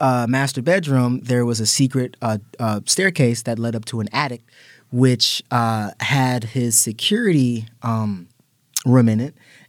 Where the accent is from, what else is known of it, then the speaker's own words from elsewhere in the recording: Maryland, United States; Growing up in Maryland, everything's kind of creepy because everything's in the woods.